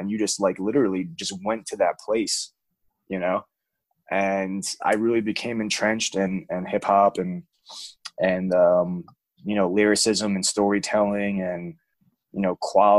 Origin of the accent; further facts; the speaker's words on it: New York, United States; now in Atlanta, United States; I'm from New York originally.